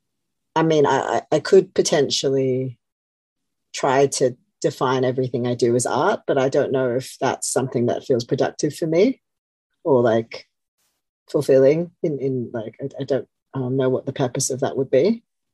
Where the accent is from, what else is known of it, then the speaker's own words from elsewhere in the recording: Australia; moved away as an adult; also born or lived in Melbourne / Sydney; now in London, United Kingdom; I'm from Australia, but I feel like I've lived here enough that I don't feel like that's a big part of my identity anymore